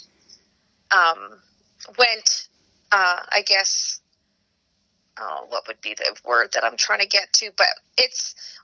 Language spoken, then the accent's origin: English; Regina, Saskatchewan, Canada; I'm born and raised in Regina